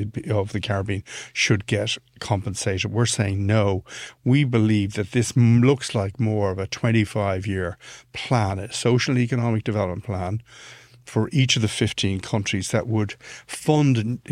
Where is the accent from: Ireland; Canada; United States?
Ireland; this is not an anti-British thing, being an Irish guy.